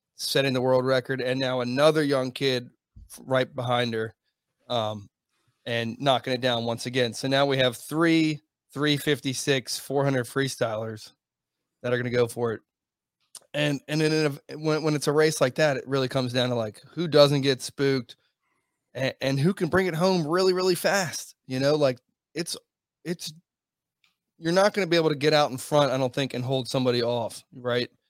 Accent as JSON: {"language": "English", "country": "United States", "said": "I'm American"}